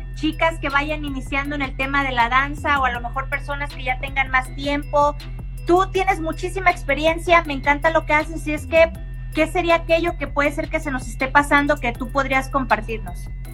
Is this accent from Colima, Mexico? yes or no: yes; Manzanillo, Colima, Mexico; now in Guadalajara, Mexico; soy de Manzanillo, Colima.